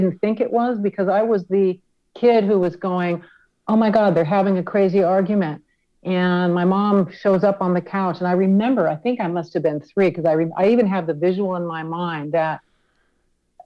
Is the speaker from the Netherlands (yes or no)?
no; Dana Point, California, United States; also born or lived in Buena Park, California / Laguna Beach, California; I grew up in Dana Point. Started out in Buena Park, and we moved to Laguna Beach for about a year